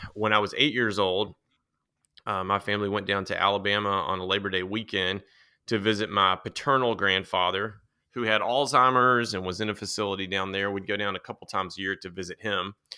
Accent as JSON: {"language": "English", "town": "Nashville", "region": "Tennessee", "country": "United States", "tie": "born or raised there", "said": "I grew up outside of Nashville, um, kind of in the country back then"}